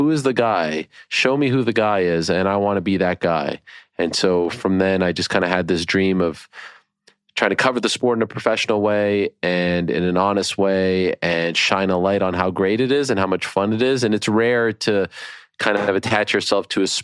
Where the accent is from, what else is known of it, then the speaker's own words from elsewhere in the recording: Montreal, Quebec, Canada; I grew up in Montreal, Quebec, Canada